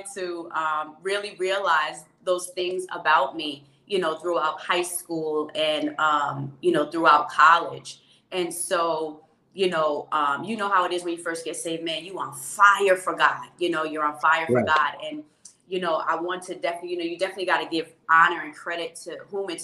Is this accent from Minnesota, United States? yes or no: no; Mount Vernon, New York, United States; also born or lived in Jamaica; I grew up in Mount Vernon, New York